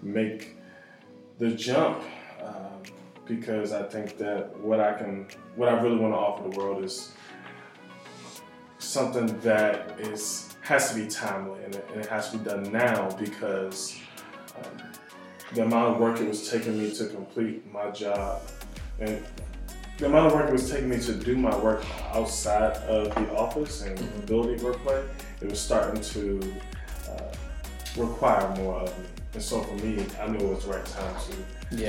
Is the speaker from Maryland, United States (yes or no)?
yes; Prince George's County, Maryland, United States; moved away as an adult; also born or lived in Bucknell University, Pennsylvania; now in Charlotte, United States; I am from the Prince George's County area of Maryland. Moved to Charlotte, North Carolina four or five years ago